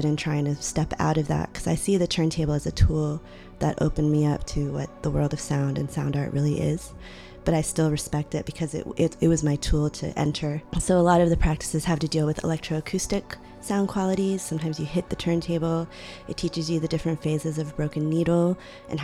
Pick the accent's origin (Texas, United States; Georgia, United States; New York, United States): Texas, United States; Austin; also born or lived in Lima, Peru; the city of Austin was a very important part of my life. And we immigrated there from Peru, from Lima. And when we did, I was only 2 years old